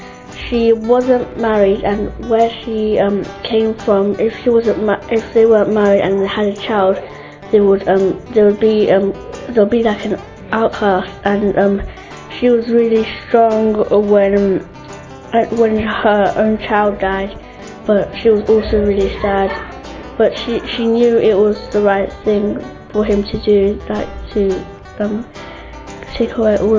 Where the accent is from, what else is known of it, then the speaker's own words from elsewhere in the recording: Colombia; I'm 13 years old and I come from Colombia.